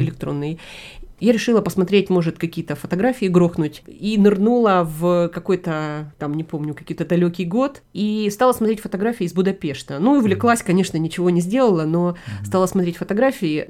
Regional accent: Kharkiv, Kharkiv Oblast, Ukraine; в Харькове, вот в моем родном городе

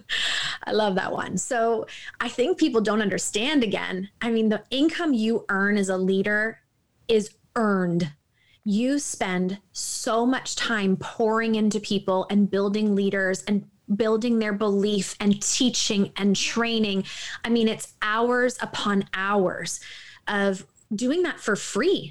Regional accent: Toronto, Ontario, Canada; I'm from Toronto

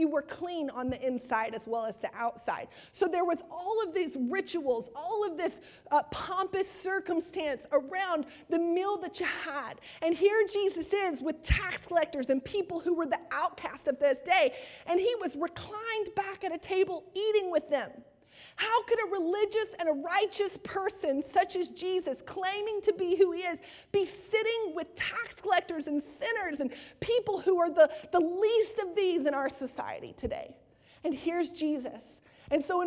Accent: Texas, United States; accent: Texas; my Texas accent

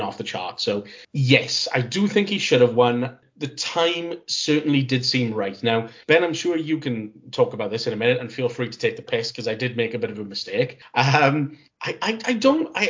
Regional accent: Cardiff, Wales, United Kingdom; my hometown of Cardiff

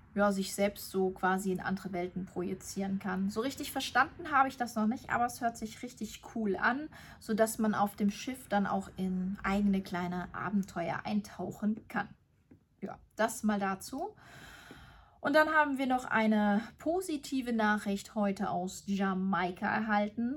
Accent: Germany; bei uns in Deutschland

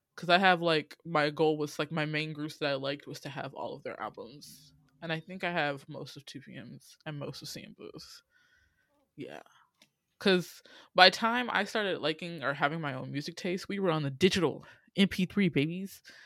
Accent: Atlanta, Georgia, United States; also born or lived in Illinois; I moved from Illinois, where there was little black folk with my family, and then I moved to Atlanta

